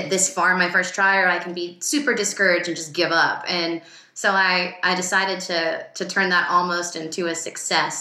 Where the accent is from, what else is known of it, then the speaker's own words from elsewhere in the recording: Virginia, United States; moved away as an adult; also born or lived in Boston; now in Los Angeles, United States; I'm from Virginia